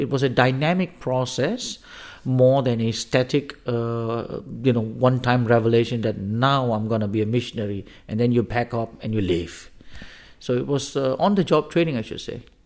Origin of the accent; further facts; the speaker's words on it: Singapore; moved away as an adult; also born or lived in Africa / Denmark; now in Copenhagen, Denmark; I come from Singapore, at least that was where I was born and raised.